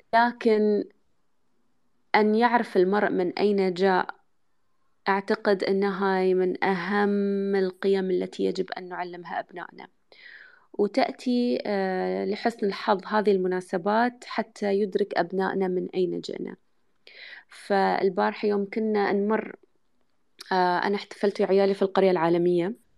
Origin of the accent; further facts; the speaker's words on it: United Arab Emirates; اني انا يعني اماراتيه